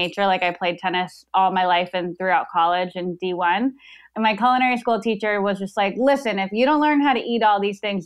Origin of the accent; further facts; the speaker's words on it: Tucson, Arizona, United States; also born or lived in Chicago, Illinois; we lived in Chicago for a couple years and then moved to Arizona